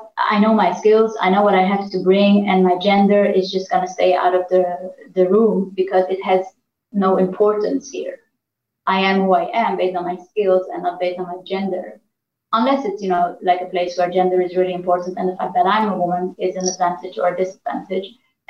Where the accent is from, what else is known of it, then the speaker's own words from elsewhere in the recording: Iran; born there; Now, I was born in Iran. I speak a little bit of Farsi, but not that much. I'm not Iranian, but I'm Armenian.